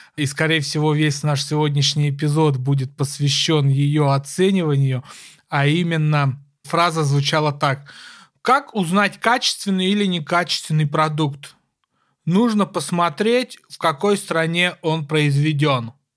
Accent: Kursk, Kursk Oblast, Russia; моего родного города Курска

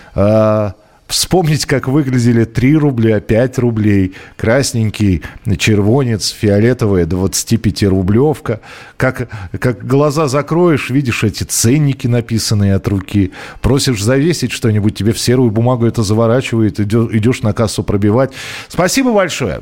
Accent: Moscow, Russia; я же из Москвы

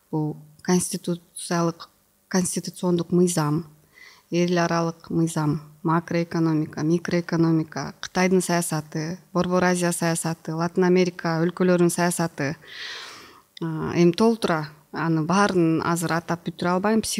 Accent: Kyrgyzstan; moved away; also born or lived in Kyzyl-Kiya / Osh / Aksy; мен өзү кызыл кияда жашаганда ошто жашаганда аксыда жашаганда бул фергана өрөөнүн эле айланып жашап жүргөм

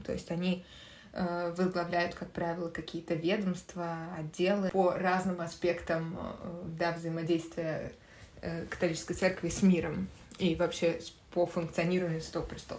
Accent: Moscow, Russia; Я тоже родилась и выросла в Москве

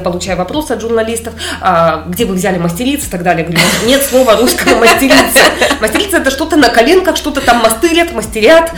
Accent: Simferopol, Crimea, Ukraine; moved away as an adult; also born or lived in Heidelberg, Germany; now in Moscow, Russia; я выросла, где вот в Симферополе а, стреляли

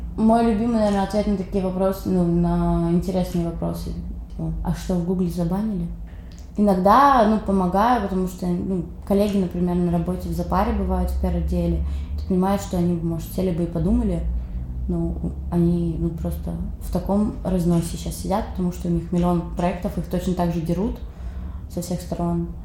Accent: Khabarovsk, Khabarovsk Krai, Russia; moved away as an adult; now in Saint Petersburg, Russia; я из Хабаровска, например, Дальний Восток

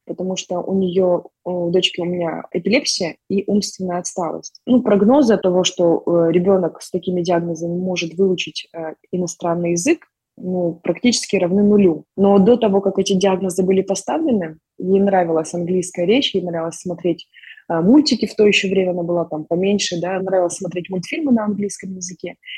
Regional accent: Almaty, Kazakhstan; moved away as an adult; now in Toronto, Canada; мы сами из Казахстана, из города Алматы

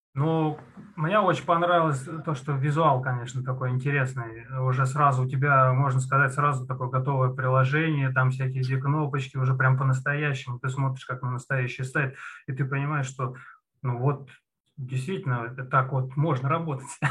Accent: Ramenskoye, Moscow Oblast, Russia; Я из Раменского, город Раменское

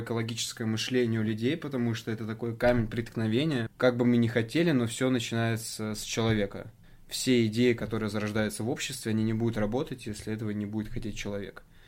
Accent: Zheleznodorozhny, Moscow Oblast, Russia; у нас в моем родном городе железнодорожном, сейчас это уже микрорайон, открыли целый парк, огромный

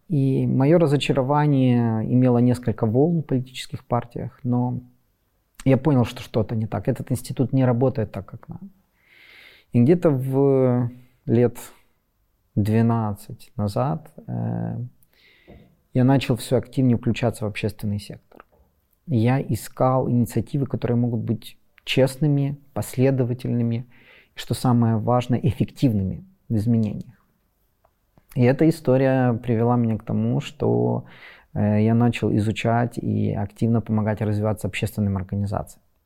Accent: Western Ukraine, Ukraine; also born or lived in Kharkiv; я из Западной Украины

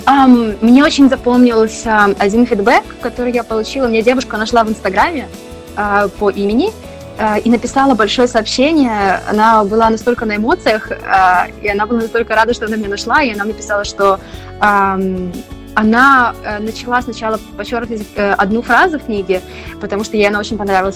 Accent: Belarus; moved away as an adult; also born or lived in Poland / Germany; now in Spain; я из Беларуси

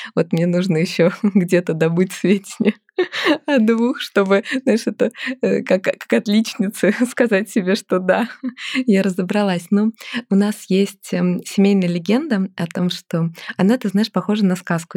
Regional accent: Lomonosov, Saint Petersburg, Russia; moved away; Я родилась в Санкт-Петербурге, а выросла в Ломоносове или Раненбаум

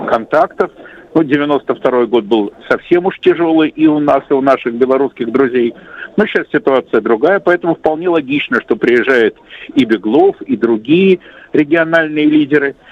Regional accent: Saint Petersburg, Russia; Санкт-Петербурга, моего родного города

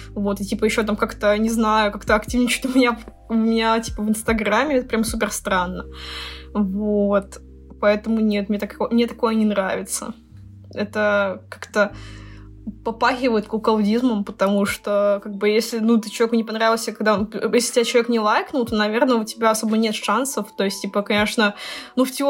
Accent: India; Я, я из Индии.

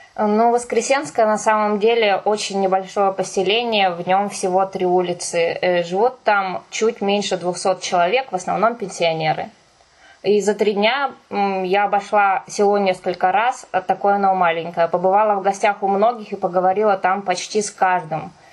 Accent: Kirov Oblast, Russia; moved away; я сама из деревни, я родилась и выросла в Кировской области

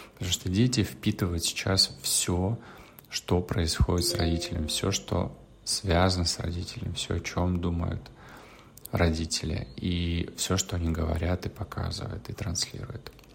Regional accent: Russia; из России, откуда я

